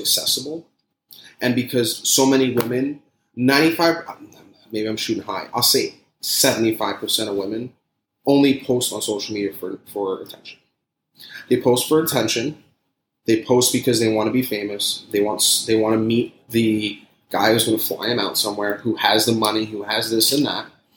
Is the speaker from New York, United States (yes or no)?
yes; New York City, New York, United States; moved away as an adult; now in Florida, United States; I grew up in Staten Island